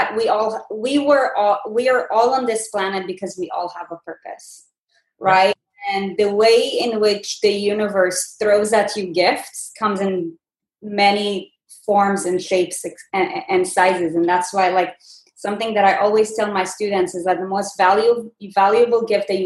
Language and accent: English; Israel; I'm from Israel